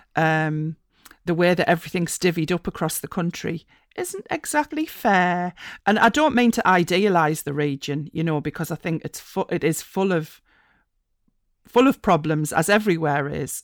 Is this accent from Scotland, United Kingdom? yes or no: no; East Durham coalfield, North East England, United Kingdom; moved away as an adult; also born or lived in Republic of Ireland; I grew up in the East Durham coalfield